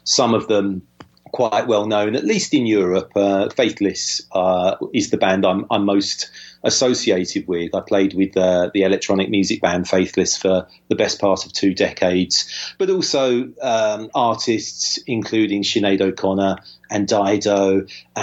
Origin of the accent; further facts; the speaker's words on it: Southend-on-Sea, East of England, United Kingdom; also born or lived in East London; I grew up in a slightly at the time a slightly shabby seaside town called Southend-on-Sea